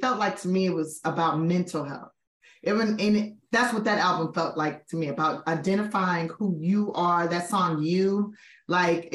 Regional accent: Los Angeles, California, United States; I grew up in South Central Los Angeles, California

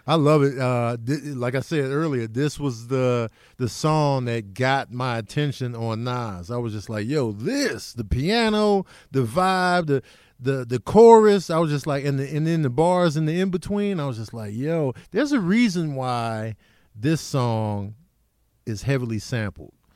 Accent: Chicago, Illinois, United States; also born or lived in Grand Rapids, Michigan; I grew up in Chicago. I was born in, in Grand Rapids, Michigan, but I was a baby when we went back to Chicago.

